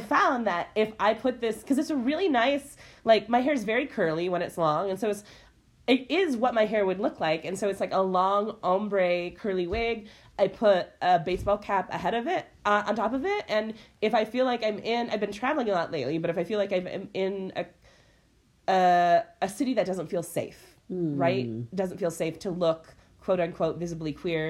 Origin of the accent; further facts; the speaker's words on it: Midwest, United States; I'm from the Midwest